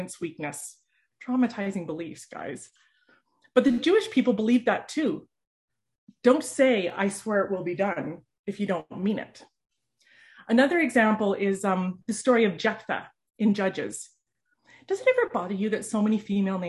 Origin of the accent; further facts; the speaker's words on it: Canada; as a Canadian